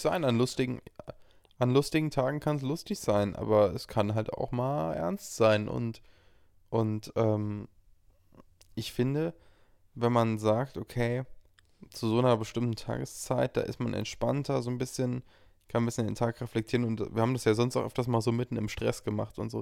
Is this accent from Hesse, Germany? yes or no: yes; Frankfurt, Hesse, Germany; in meiner Heimat Frankfurt studiere